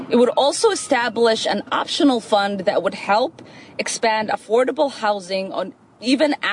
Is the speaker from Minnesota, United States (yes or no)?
yes; Minnesota, United States; In my home state of Minnesota, nearly 8,000 people faced homelessness on a given night in 2019.